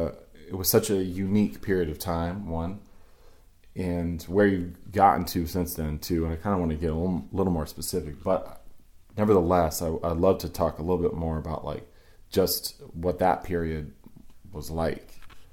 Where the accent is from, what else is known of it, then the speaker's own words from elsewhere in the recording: East Coast, United States; Especially I came from the East Coast.